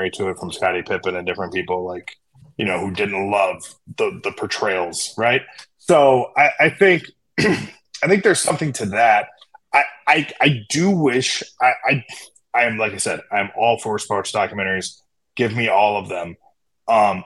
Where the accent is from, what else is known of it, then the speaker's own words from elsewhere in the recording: Chicago, Illinois, United States; I grew up in Chicago. I grew up loving high school basketball in Chicago